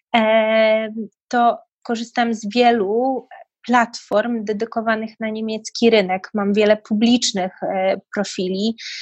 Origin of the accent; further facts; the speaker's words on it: Poland; moved away as an adult; now in United Kingdom; pochodzę z kraju, gdzie ludzie na co dzień, no, Pola-, Polacy są takim kodem kulturowym bardzo zasadniczym, oficjalnym